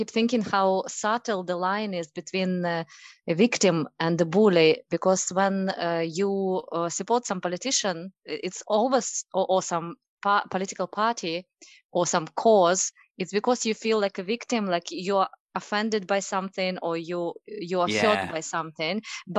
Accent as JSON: {"language": "English", "country": "Russia", "accent": "Russian", "second_language": "English", "said": "Russian. it's a constant scene between my husband and me, because he mocks my accent and I try to exaggerate it for a more comic effect."}